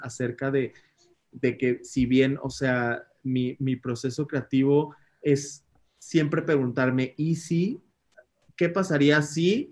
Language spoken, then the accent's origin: Spanish; Mexico; nosotros como mexicanos